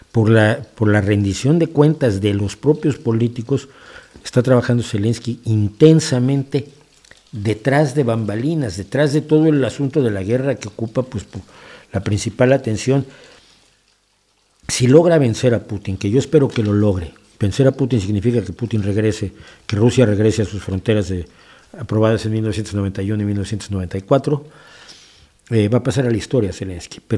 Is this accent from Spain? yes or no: yes; Spain; Es una de las ciudades que conforman mi nacionalidad como español, ¿no?